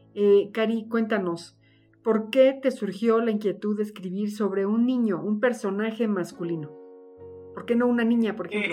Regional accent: Mexico; Los mexicanos somos muy cálidos

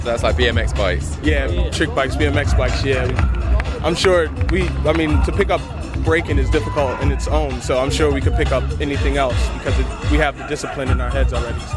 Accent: Philadelphia, Pennsylvania, United States; since we're from Philadelphia, there's a park in Philadelphia called Love Park

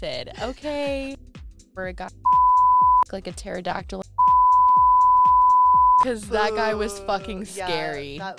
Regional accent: Florida, United States; let's not forget that we are from Florida.

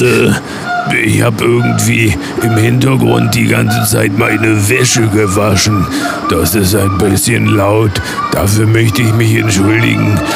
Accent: near Wetzlar, Hesse, Germany

